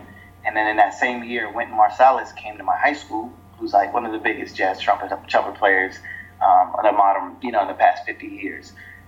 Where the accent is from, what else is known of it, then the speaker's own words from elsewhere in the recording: Boston, Massachusetts, United States; born there; I guess I was born in Boston, so I guess I don't really count that. It was like a few months of my life